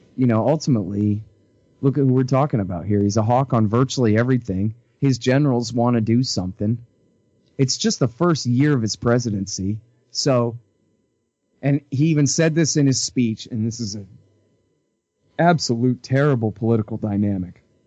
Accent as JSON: {"language": "English", "region": "Texas", "country": "United States", "said": "I'm from Texas"}